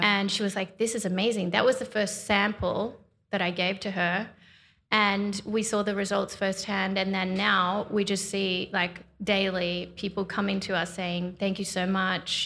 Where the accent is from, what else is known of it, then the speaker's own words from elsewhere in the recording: Australia; growing up in Australia